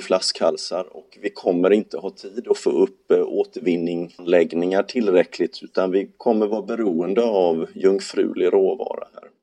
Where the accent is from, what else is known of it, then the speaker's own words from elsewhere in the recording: Gothenburg, Västra Götaland, Sweden; Göteborg där jag kommer ifrån